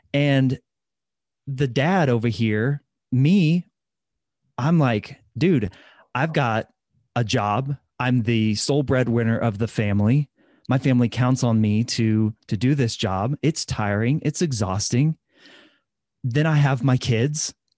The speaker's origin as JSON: {"language": "English", "region": "Midwest", "country": "United States", "said": "I'm from the Midwest, so lots of fried food, lots of casseroles, lots of butter"}